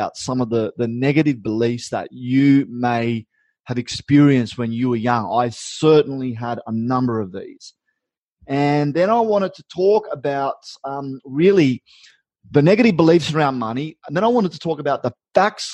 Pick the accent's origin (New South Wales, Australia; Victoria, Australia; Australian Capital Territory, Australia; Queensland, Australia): New South Wales, Australia; Uralla; moved away; also born or lived in Brisbane; I grew up in Urala, and I'm at the farm.